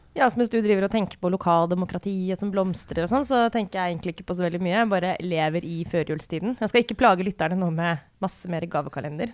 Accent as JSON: {"language": "Norwegian", "area": "Romerike", "region": "Akershus", "country": "Norway", "said": "jeg kommer fra Romerike"}